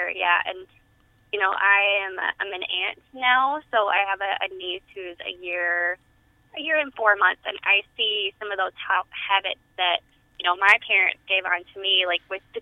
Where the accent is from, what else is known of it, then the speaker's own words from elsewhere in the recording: Tennessee, United States; I grew up in Tennessee, where you know a lot of our vegetables were fried